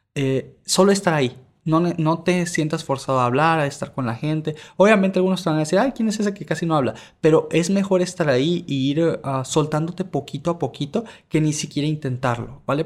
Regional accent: Venezuela; moved away; also born or lived in Mexico; yo soy originario de Venezuela, pero por cosas estuve en México

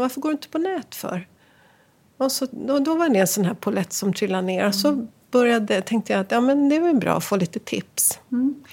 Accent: Västerås, Västmanland, Sweden; moved away as an adult; Jag Växte upp i Västerås Fridens Tennisklubb

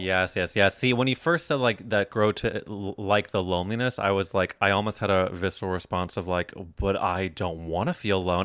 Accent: Midwest, United States; moved away; also born or lived in New York; I grew up in the Midwest

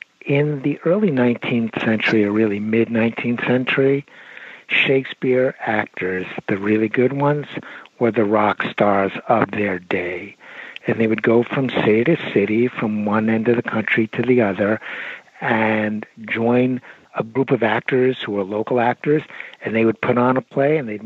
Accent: New York City, New York, United States; I'm from Brooklyn

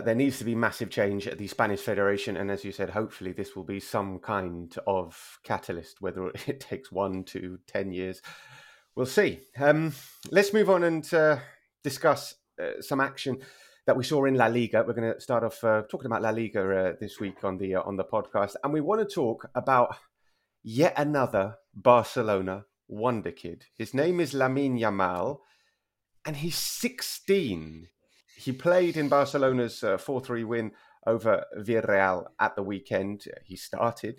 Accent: United Kingdom; moved away as an adult; now in Spain; I'm very British in that respect. Still, after 12 years here

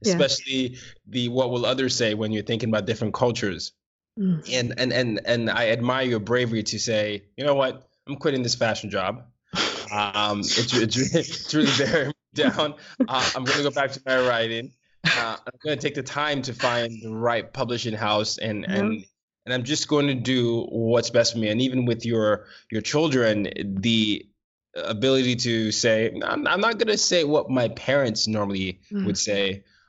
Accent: Nigeria; because my parents are Nigerian. Well, I mean, we're all Nigerian

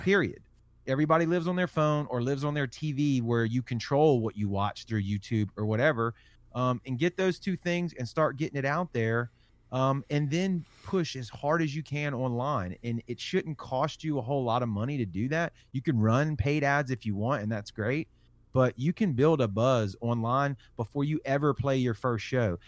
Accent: Biloxi, Mississippi, United States; I'm from Biloxi, Mississippi, so Mississippi, Gulf Coast, Alabama, Florida. Um, but I, I've, I've lived here my entire life

